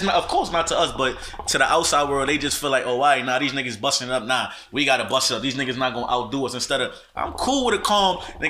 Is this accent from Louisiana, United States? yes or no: no; New York City, New York, United States; I'm from Brooklyn. I'm from New York.